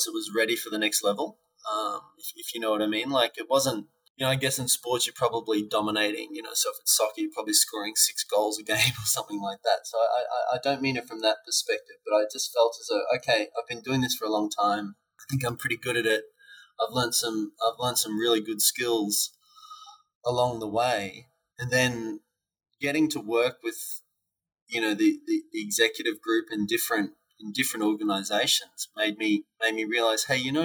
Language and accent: English; Brisbane, Queensland, Australia; my hometown of Brisbane when I was at university